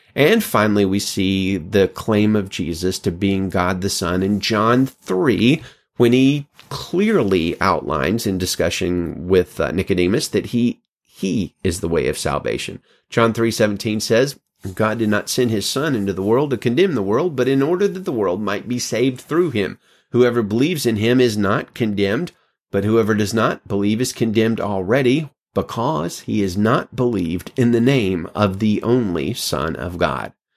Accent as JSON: {"language": "English", "region": "Alabama", "country": "United States", "moved": "yes", "lives_now": "California, United States", "said": "I'm from Alabama"}